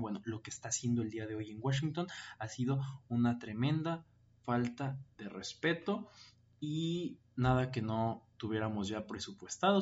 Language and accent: Spanish; Mexico; los mexicanos éramos delincuentes